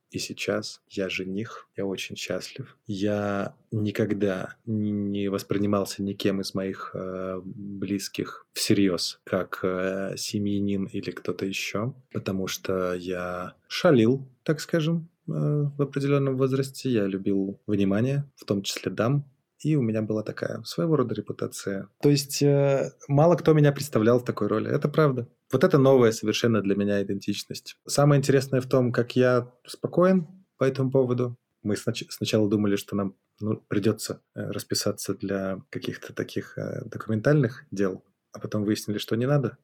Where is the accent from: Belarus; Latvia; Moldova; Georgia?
Belarus; Minsk; moved away as an adult; also born or lived in Kyiv, Ukraine / Genoa, Italy; Я родился в Минске, занимался всю жизнь своим музыкальным бизнесом, делал концерты, музыкальные заведения